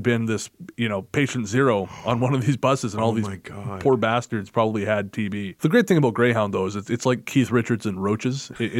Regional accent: Canada; I'm from Canada.

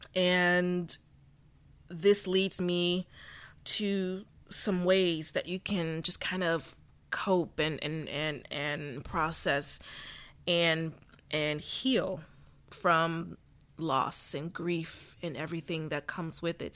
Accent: Southern California, United States; I was born and raised in Southern California

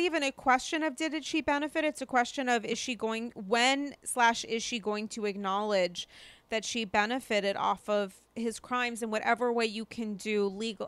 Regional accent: Rhode Island, United States; now in New York City, United States; I'm from Rhode Island

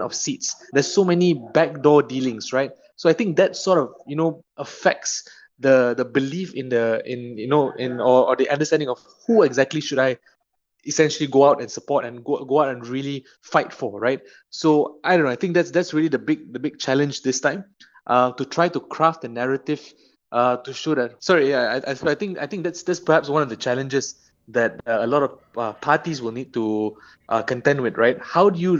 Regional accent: Malaysia; as a Malaysian, who's staying in the country domestically

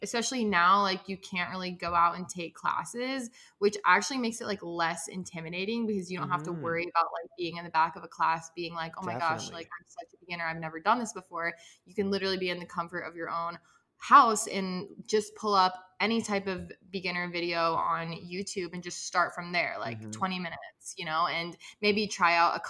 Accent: the South, United States; raised Catholic. I was raised religious by both of my parents. And also like I was raised in the South.

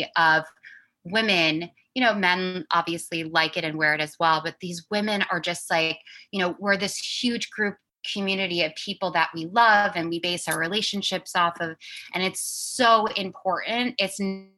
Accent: New York City, New York, United States; I grew up really fast in New York City

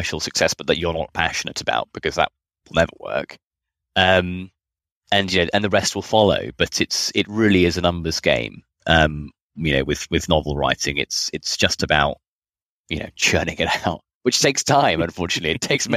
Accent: United Kingdom; now in Australia; I'm not Australian, I'm British, but I just live here

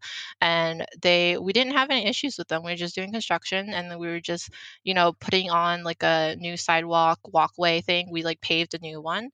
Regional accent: United States; first language Mandarin; English is a second language; also born or lived in Philadelphia; all my schooling was done in the US

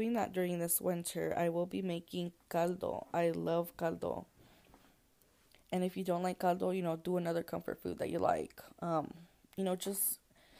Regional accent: Texas, United States; I'm from Texas, so it does not get that cold here in Texas

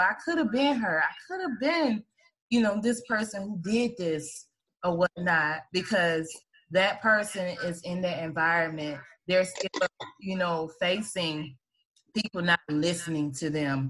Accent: Atlanta, Georgia, United States; I grew up on Bankhead too

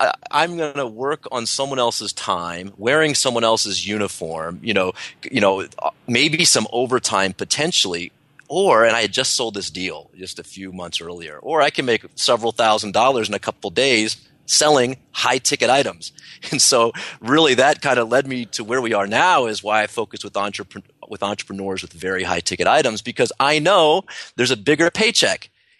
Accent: Washington, District of Columbia, United States; And, I grew up in the Washington, D.C. area. So everyone there pretty much is a government worker or a government contractor.

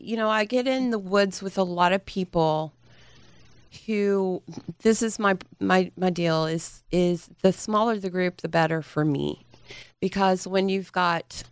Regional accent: Dallas, Texas, United States; also born or lived in Garland, Texas; I'm from here. I'm from Dallas, Texas

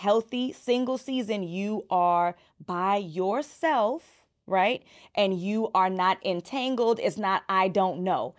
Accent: New York City, New York, United States; I'm from Brooklyn

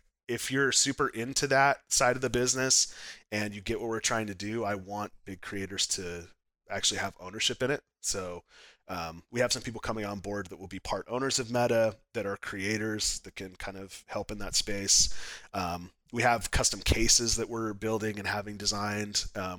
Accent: Utah, United States; now in Arizona, United States; So I came from Utah. I've lived here 6 months in Arizona.

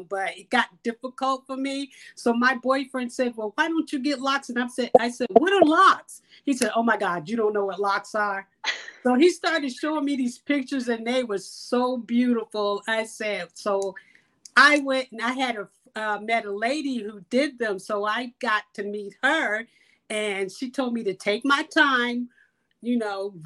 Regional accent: Akron, Ohio, United States; I'm from Akron, Ohio

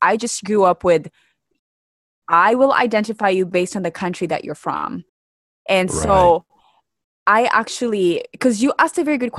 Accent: Kenya; also born or lived in Midwest, United States; now in United States; I grew up never thinking of myself as black. I literally just thought of myself as Kenyan.

